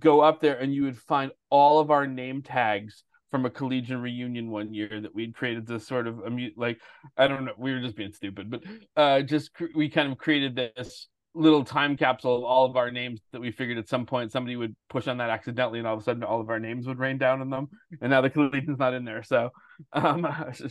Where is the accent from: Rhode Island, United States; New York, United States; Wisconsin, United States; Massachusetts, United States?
Massachusetts, United States; Westborough; also born or lived in Everett, Massachusetts; I grew up in Westboro. I lived in Everett till I was 10, Westboro through high school.